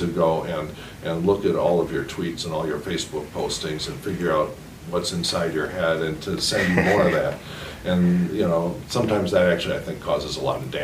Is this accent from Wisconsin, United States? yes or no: yes; Madison, Wisconsin, United States; also born or lived in San Francisco / southern France / London; I was born in Madison, Wisconsin, and mostly raised there, though my parents traveled all around at different times. I was raised in San Francisco, southern France, London